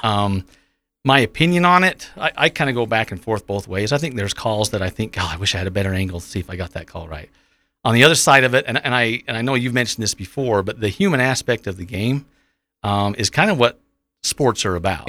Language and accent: English; Providence, Utah, United States; I'm from Providence, so born and raised here in the Valley.